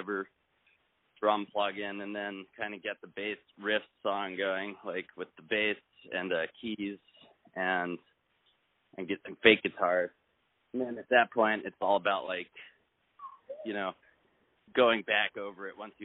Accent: Palo Alto, California, United States; now in Los Angeles, United States; we're in L.A., but I grew up in Palo Alto

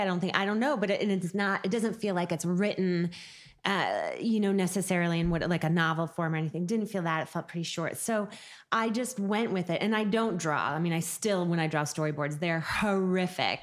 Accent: Seattle, Washington, United States; growing up in Seattle, it was a really great experience, and it was also when Seattle was much smaller

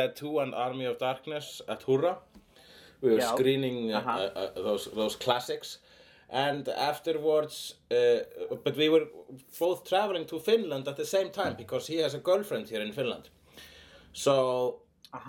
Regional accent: Iceland; I'm an Icelandic person

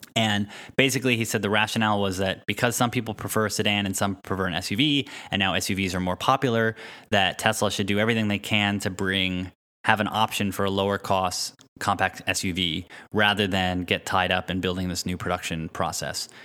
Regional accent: East Coast, United States; the homes we grew up in on the East Coast

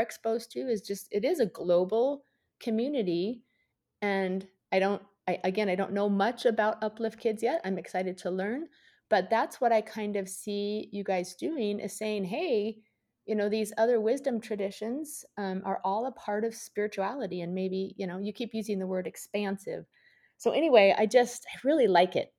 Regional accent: outside Seattle, Washington, United States; I grew up outside Seattle

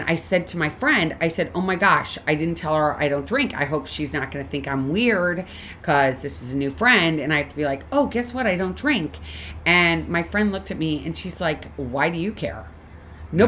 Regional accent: St. Louis, Missouri, United States; Another person from St. Louis, actually, my hometown.

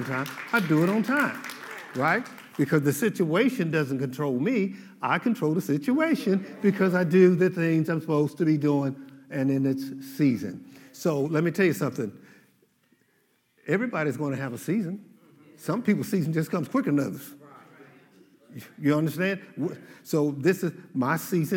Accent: Oklahoma, United States; I'm from Oklahoma

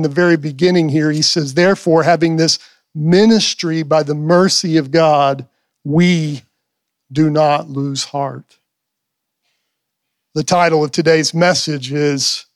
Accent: Pampa, Texas, United States; I'm from Pampa. We're from Pampa

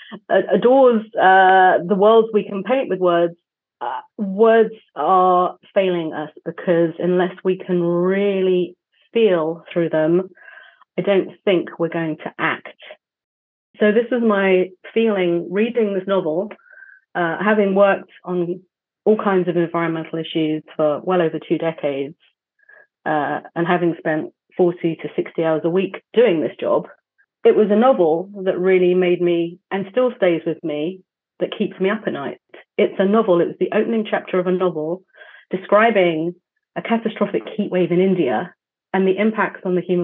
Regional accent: London, United Kingdom; as a Londoner

